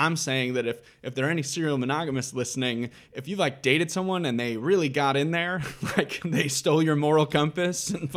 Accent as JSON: {"language": "English", "town": "Cleveland", "region": "Ohio", "country": "United States", "tie": "born or raised there", "also_born_or_lived": "Fairview Park, Ohio", "moved": "as an adult", "lives_now": "New York City, United States", "said": "I'm from Cleveland. I'm from Cleveland, Ohio."}